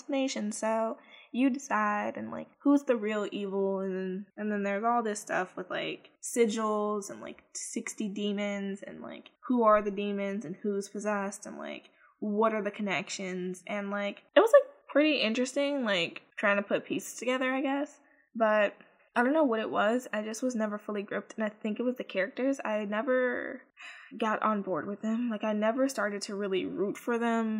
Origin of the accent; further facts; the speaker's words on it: Chicago, Illinois, United States; Chicago, which is my hometown